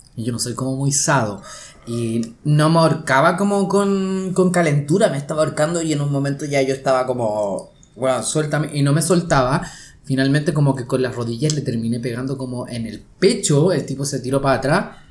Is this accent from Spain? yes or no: no; Chile; también soy chileno